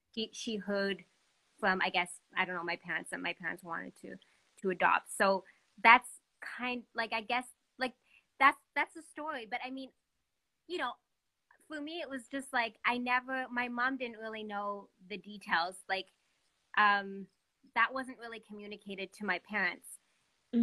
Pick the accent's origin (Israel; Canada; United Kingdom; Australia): Canada; Montreal, Quebec; also born or lived in Ethiopia; I'm from Montreal, um, and uh, I'm an adopted person um, from Ethiopia